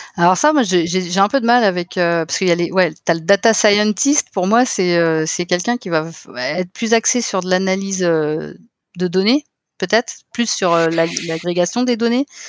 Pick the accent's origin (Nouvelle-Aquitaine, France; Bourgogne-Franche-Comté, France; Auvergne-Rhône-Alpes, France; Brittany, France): Brittany, France; Finistère; also born or lived in Paris; now in Nantes, France; je suis originaire du Finistère.